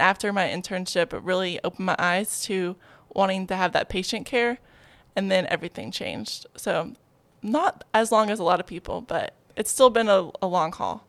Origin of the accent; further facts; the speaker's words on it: Greenbrier, Arkansas, United States; I'm from Greenbrier, Arkansas. Very proud.